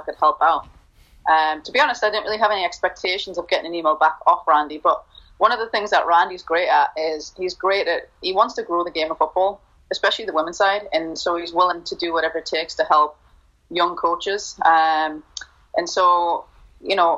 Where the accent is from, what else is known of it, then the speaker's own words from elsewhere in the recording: Newcastle upon Tyne, North East England, United Kingdom; moved away as an adult; also born or lived in Mississippi / Louisiana / West Texas / Houston; now in Gainesville, United States; born and raised in Newcastle and came over here when I was 18